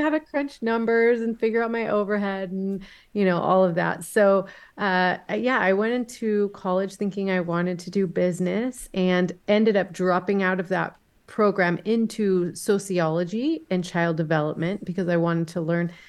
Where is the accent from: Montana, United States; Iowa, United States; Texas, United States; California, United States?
Texas, United States; Dallas; now in Boise, United States; I am originally from Dallas, Texas, but I have lived for the last 22 years with my family in Boise, Idaho